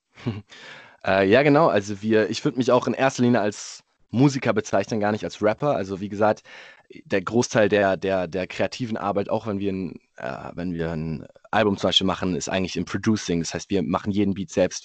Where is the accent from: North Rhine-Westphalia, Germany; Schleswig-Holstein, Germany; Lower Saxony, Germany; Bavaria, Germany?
Bavaria, Germany; Munich; ich bin Münchner